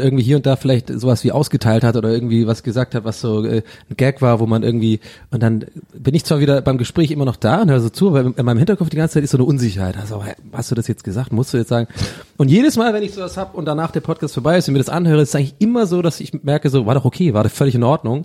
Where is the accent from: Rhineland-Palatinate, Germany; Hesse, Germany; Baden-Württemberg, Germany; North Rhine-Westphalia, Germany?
Baden-Württemberg, Germany; Tübingen; bei uns gab es immer ähm, in Tübingen und der ganzen Umgebung